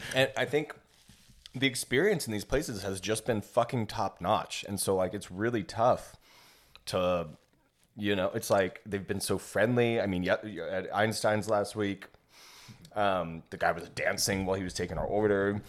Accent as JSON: {"language": "English", "town": "Ladera Ranch", "region": "California", "country": "United States", "tie": "born or raised there", "moved": "yes", "said": "The one that I grew up near in Ladera Ranch"}